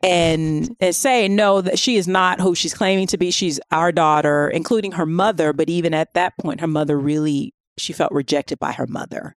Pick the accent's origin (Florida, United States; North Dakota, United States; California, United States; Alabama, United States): Florida, United States; I'm from Florida